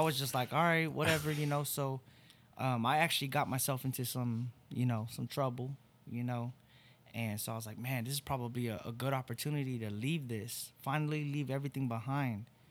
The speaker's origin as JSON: {"language": "English", "town": "Torrance", "region": "California", "country": "United States", "moved": "as an adult", "lives_now": "Oklahoma, United States", "said": "I really am from L A. I'm from Torrance, California"}